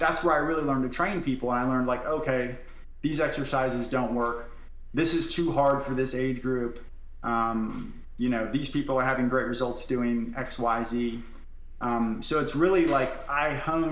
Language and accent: English; Florida, United States; I'm from Florida